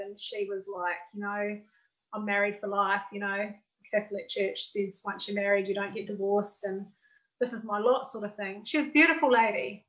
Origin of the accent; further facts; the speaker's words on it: New Zealand; I grew up in New Zealand too, just like Gillian.